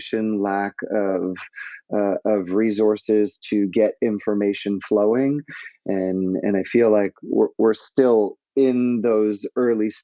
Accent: Montreal, Quebec, Canada; as a young white youth growing up in Montreal

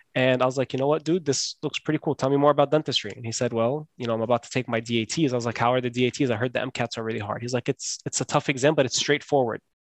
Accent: Scotch Plains, New Jersey, United States; I grew up in New Jersey.

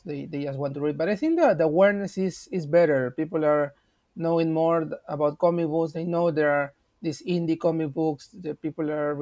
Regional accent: Peru; I'm from Peru, and in 2010 we started

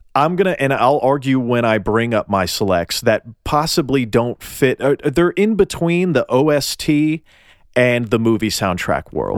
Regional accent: Tennessee, United States; I'm from Tennessee and we mispronounce everything

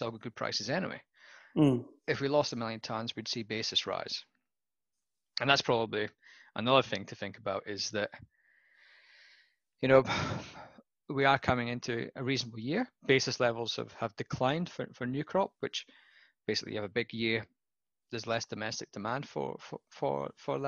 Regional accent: Scotland, United Kingdom; moved away as an adult; also born or lived in Western Australia; now in Australia; as a Scotsman

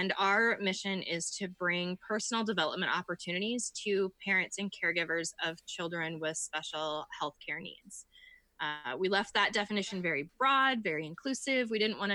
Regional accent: Iowa, United States; I am from Iowa. I live in the tiniest town that most people can think

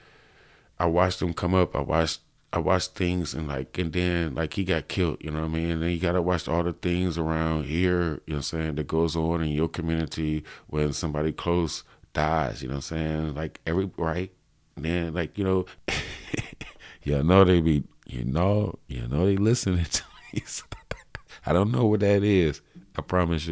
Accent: Cleveland, Ohio, United States; I'm from Cleveland, Ohio

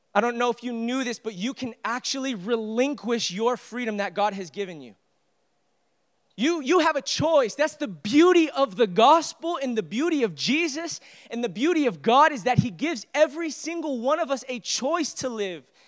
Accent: United States; I, I am a proud American. I love being an American.

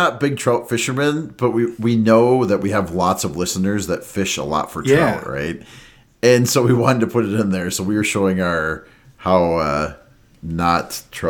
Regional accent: Minnesota, United States; I'm from Minnesota

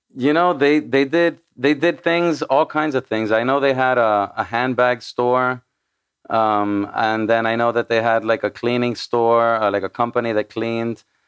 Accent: Miami, Florida, United States; first language Spanish; English is a second language; I was born in Miami, Miami, Florida.

